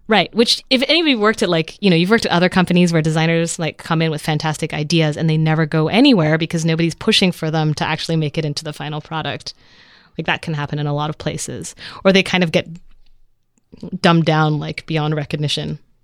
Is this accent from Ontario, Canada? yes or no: no; Vancouver, British Columbia, Canada; also born or lived in Netherlands; I moved to Canada when I was a kid and grew up in Vancouver